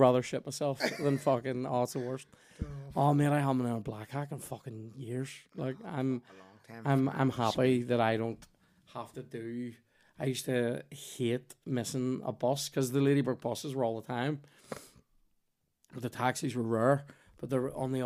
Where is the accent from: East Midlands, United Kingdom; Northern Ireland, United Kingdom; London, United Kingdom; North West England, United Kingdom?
Northern Ireland, United Kingdom; Belfast; I'm from West Belfast